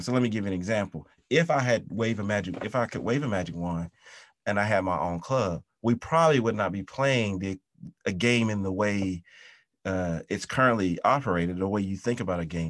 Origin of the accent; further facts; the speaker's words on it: South Carolina, United States; moved away; also born or lived in London; my hometown in, in, uh, South Carolina